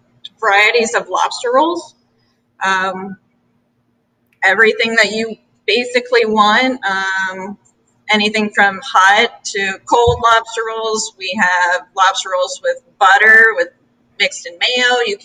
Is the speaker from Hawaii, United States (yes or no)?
yes; North Shore, Oahu, Hawaii, United States; moved away; On Oahu. I'm from the North Shore area